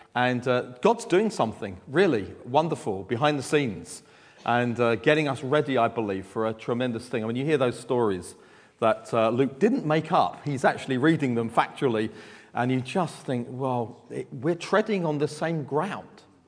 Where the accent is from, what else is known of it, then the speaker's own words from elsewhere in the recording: London, United Kingdom; from Southeast London. You can tell that by my accent.